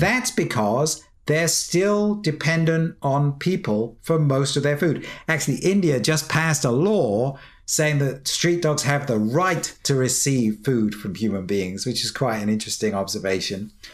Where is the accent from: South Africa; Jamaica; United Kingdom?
United Kingdom; I can say this as a Brit